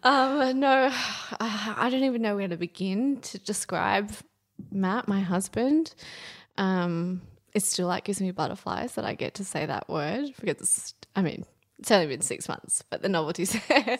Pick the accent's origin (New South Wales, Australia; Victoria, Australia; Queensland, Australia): New South Wales, Australia; Central Coast; I grew up on the Central Coast because my family couldn't afford to live in Sydney